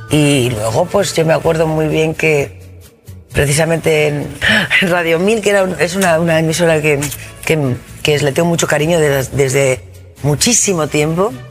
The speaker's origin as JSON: {"language": "Spanish", "town": "Madrid", "region": "Community of Madrid", "country": "Spain", "said": "yo soy de Madrid, pero he cantado jotas y he cantado no sé qué, muchas cosas folclóricas, ¿no?"}